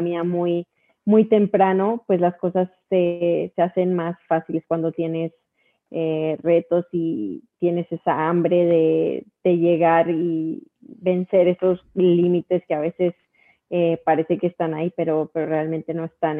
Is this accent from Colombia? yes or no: yes; Colombia; de Colombia